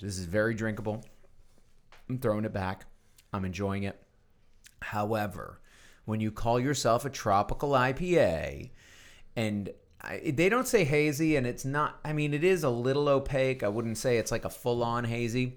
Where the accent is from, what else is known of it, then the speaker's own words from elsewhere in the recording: Texas, United States; As a Texan